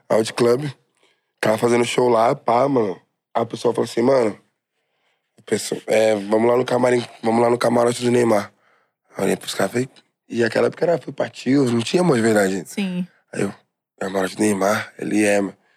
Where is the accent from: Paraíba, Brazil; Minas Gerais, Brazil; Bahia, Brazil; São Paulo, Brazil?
São Paulo, Brazil; eu sou de Guaianazes